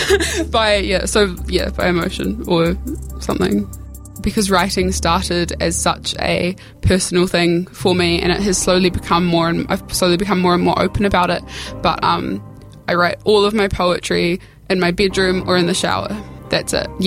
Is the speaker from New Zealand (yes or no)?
yes; New Zealand; a Pākehā girl growing up in New Zealand